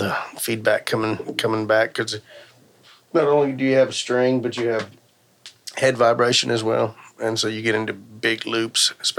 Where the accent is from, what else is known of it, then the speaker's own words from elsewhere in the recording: Crosby, Texas, United States; No, I'm from Crosby.